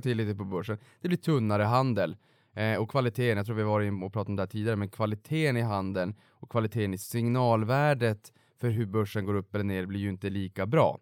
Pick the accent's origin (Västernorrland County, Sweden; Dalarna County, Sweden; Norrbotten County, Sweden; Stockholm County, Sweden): Norrbotten County, Sweden; moved away as an adult; jag kom ju faktiskt från Norrbotten och flyttade ju ner under finanskrisen